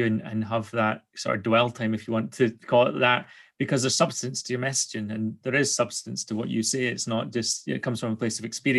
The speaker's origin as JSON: {"language": "English", "region": "Scotland", "country": "United Kingdom", "said": "I'm Scottish."}